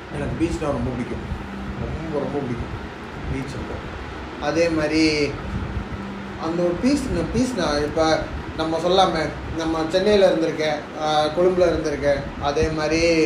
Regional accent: Tiruchirappalli, Tamil Nadu, India; also born or lived in Chennai; now in Bengaluru, India; திருச்சி அப்படின்னா திருச்சி எங்க சொந்த ஊரு

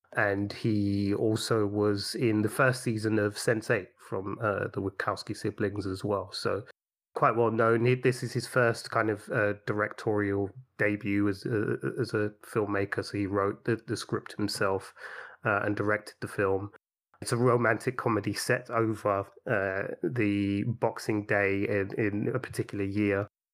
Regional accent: London, United Kingdom; growing up in London

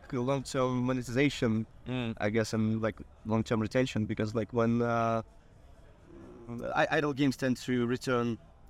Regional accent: Ukraine; now in Lisbon, Portugal; I'm from Ukraine, but got based in Lisbon. Yeah, speak Polish.

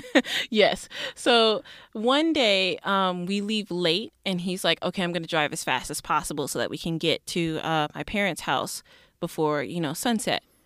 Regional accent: Mississippi, United States; also born or lived in Detroit, Michigan; growing up in Mississippi, I wasn't actually born there. I was born in Detroit, Michigan

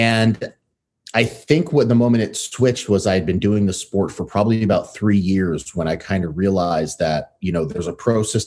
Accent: New York City, New York, United States; also born or lived in Connecticut / Massachusetts; now in Seattle, United States; I grew up in the U.S. So I was born in Brooklyn, New York. My family then relocated to Connecticut

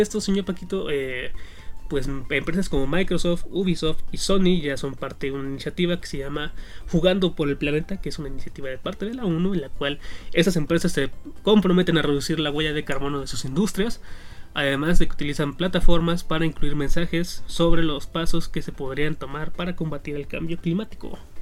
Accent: northern Mexico, Mexico; yo, yo crecí en el norte, cabe aclarar, no soy de Monterrey

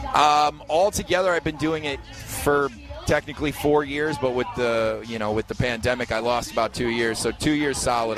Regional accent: Detroit, Michigan, United States; moved away as an adult; now in Los Angeles, United States; I'm not from LA originally. I, I moved to LA 15 years ago. I'm originally from Detroit.

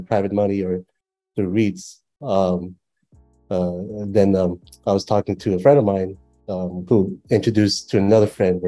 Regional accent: United States; moved away as an adult; now in Cambodia; growing up in the States, it's a, you know, very developed country

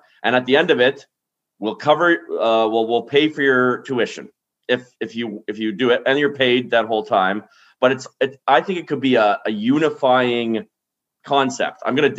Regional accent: Canada; I love this country just as a Canadian

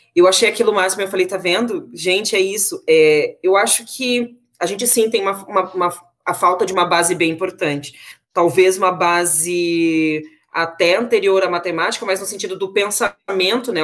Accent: Brasília, Federal District, Brazil; moved away; nascida e criada em Brasília, capital do Brasil

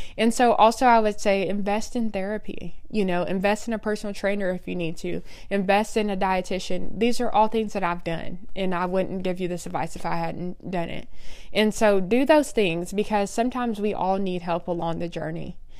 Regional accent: Oklahoma, United States; I was born and raised in Oklahoma

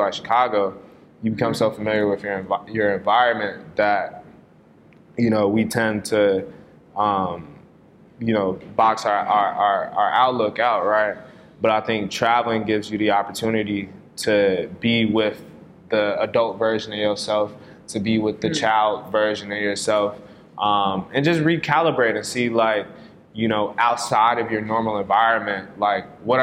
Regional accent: Ghana; now in United States; I'm from Ghana, too

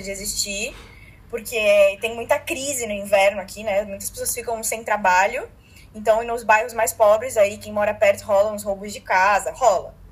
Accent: Brazil; moved away as an adult; now in Punta del Este, Uruguay; eu prefiro seguir sendo brasileira

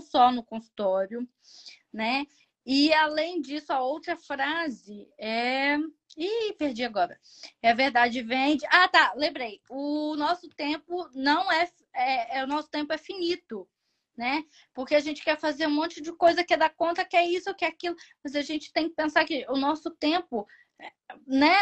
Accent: Brazil; sou brasileira

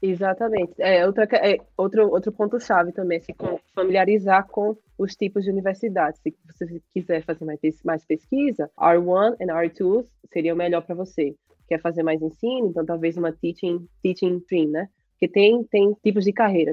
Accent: Brazil; moved away as an adult; now in United States; eu saí do Brasil com aquela mentalidade de concurso

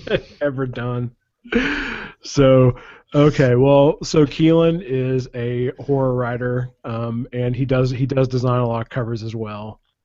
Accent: Texas, United States; I'm from the greatest country in the world of Texas.

